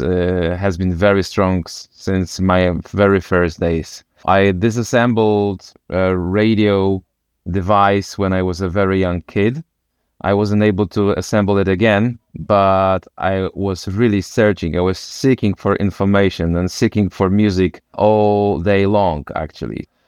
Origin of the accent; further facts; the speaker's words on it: Wrocław, Lower Silesian Voivodeship, Poland; I come from Wrocław.